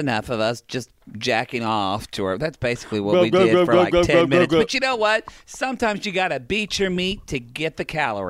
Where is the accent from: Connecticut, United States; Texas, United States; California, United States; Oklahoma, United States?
Oklahoma, United States; now in Los Angeles, United States; I grew up in Oklahoma.